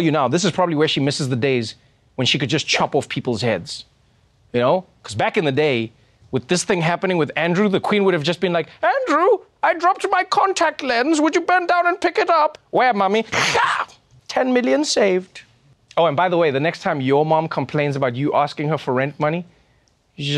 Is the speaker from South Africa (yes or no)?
yes; South Africa; moved away; my home country, South Africa